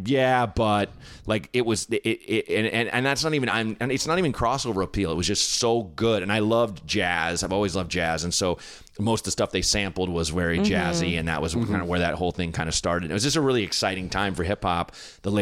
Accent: Portland, Oregon, United States; Portland, Oregon, in like kind of a slightly blacker area of Portland

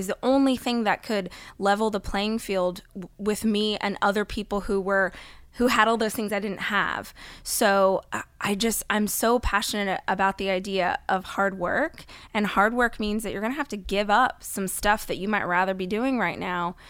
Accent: Bakersfield, California, United States; I grew up in Bakersfield, California, which is about two hours north of here

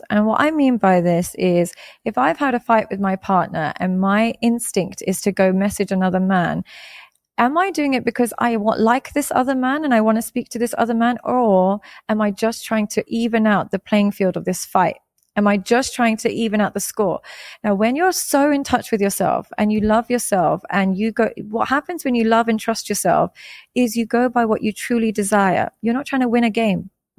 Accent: Pakistan; I am Muslim. I'm Pakistani, so we grew up Muslim.

